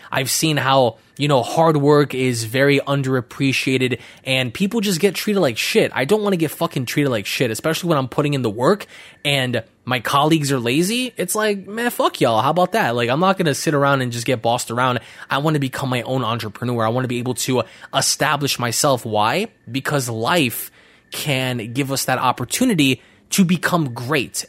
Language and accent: English; New York City, New York, United States; growing up near Bushwick was insane